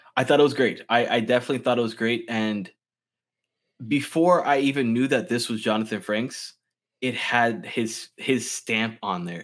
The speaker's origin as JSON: {"language": "English", "town": "West Palm Beach", "region": "Florida", "country": "United States", "tie": "born or raised there", "said": "I've lived in Florida all my life, but I've only lived in, like, this small radius my entire life."}